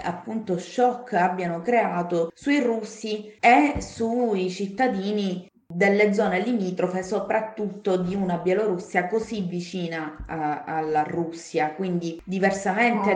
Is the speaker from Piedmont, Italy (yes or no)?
no; Palermo, Sicily, Italy; sono di Palermo. E, ehm, mm. Sì, sono di Palermo